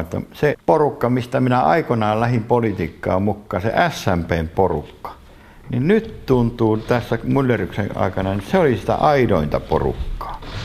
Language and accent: Finnish; Oulu, North Ostrobothnia, Finland; also born or lived in North Karelia; now in Pudasjärvi, Finland; mä lapsuuteni veti Oulussa